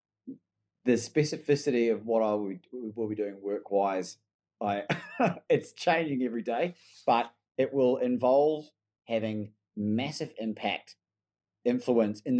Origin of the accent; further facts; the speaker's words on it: New Zealand; now in Melbourne, Australia; I've got an Australian passport, but I was born in New Zealand